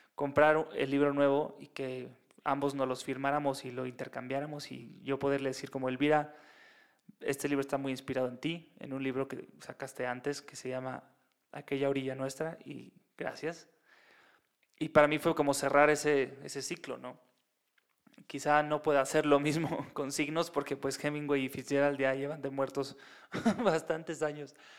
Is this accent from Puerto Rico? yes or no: no; Mexico; es en la Ciudad de México